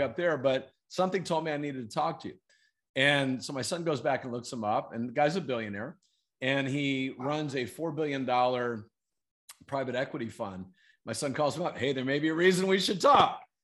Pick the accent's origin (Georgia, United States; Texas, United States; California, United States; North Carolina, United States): North Carolina, United States; Fayetteville; moved away as an adult; now in San Diego, United States; we ended up growing up there in, okay. in Fayetteville, North Carolina.